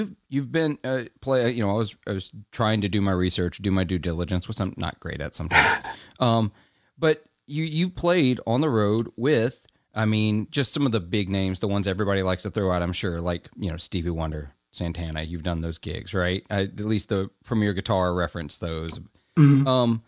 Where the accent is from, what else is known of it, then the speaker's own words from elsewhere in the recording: Clarksdale, Mississippi, United States; growing up in the Mississippi Delta, like I did, I heard Delta blues